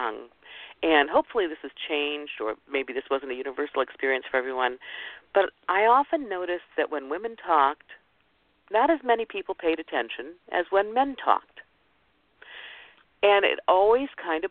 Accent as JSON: {"language": "English", "region": "Midwest", "country": "United States", "tie": "born or raised there", "said": "I grew up in the Midwest with an older father"}